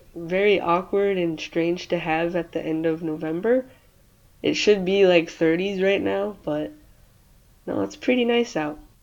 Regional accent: Michigan, United States; I'm from Michigan

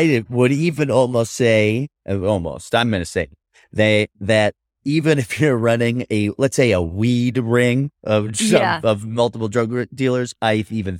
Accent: New York City, New York, United States; I'm a New Yorker.

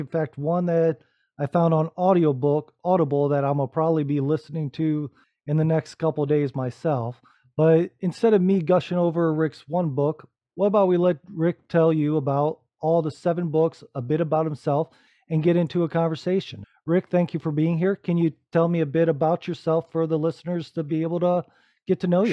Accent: Rising Sun, Ohio, United States; moved away; I'm originally from Northwest Ohio myself, right out of a small farm town with one blinking light that no one's ever heard

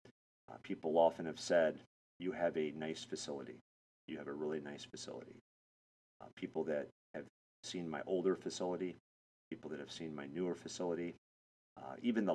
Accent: Michigan, United States; moved away as an adult; also born or lived in Florida / Texas / Los Angeles; I was born and raised in Michigan

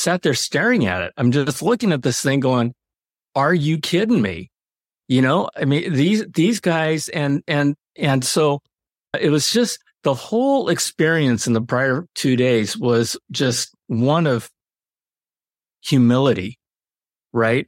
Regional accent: United States; I'm Japanese American

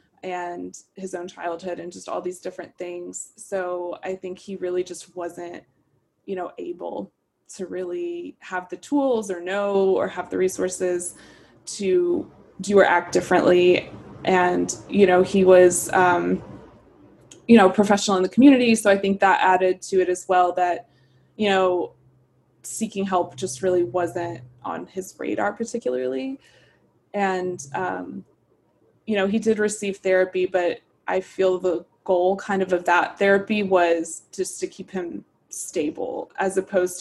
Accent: Brevard, North Carolina, United States; moved away; I actually grew up in a very small town in North Carolina.

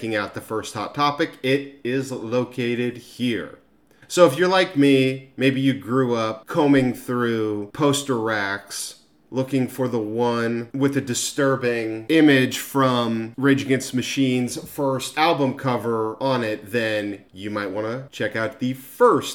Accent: Newport Beach, California, United States; when I was a kid from Newport Beach

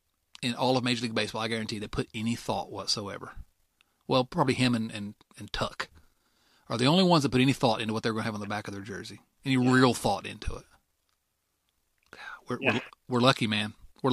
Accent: Canada; I'm Canadian. I remember as a student in Canada, waking up, going to school on the 11th day in the 11th month at the 11th hour

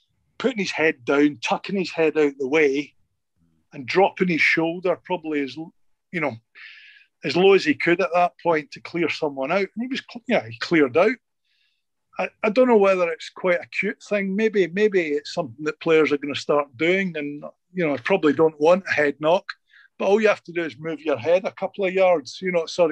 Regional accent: Wales, United Kingdom; being a Welshman

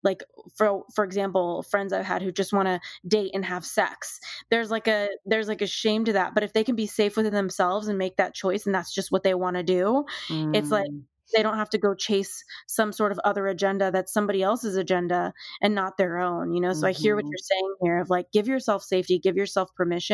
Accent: Los Angeles, California, United States; growing up in Los Angeles

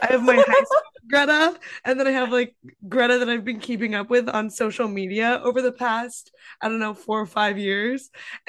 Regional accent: Midwest, United States; moved away; growing up in the Midwest

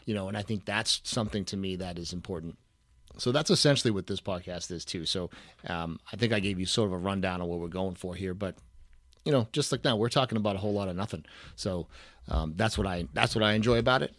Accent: New England, United States; I am from New England.

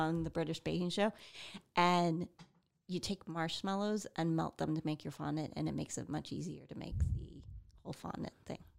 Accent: Midwest, United States; we're from the Midwest

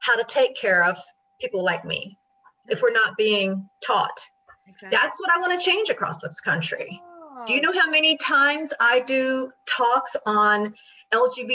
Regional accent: Tennessee, United States; now in New York, United States; I grew up in Tennessee, you know, very Bible Belt

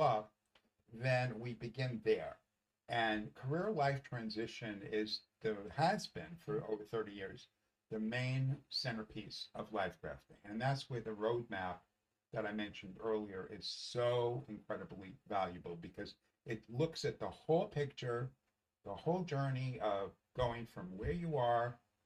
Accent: New York City, New York, United States; I grew up in the Bronx. I grew up in the Bronx in a Jewish home

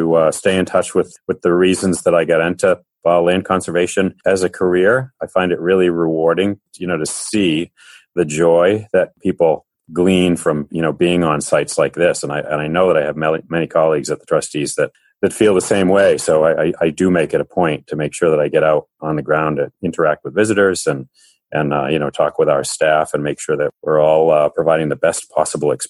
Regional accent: Beverly, Massachusetts, United States; also born or lived in Ipswich; I grew up on the North Shore up in Beverly, and I've lived in Ipswich since 1982.

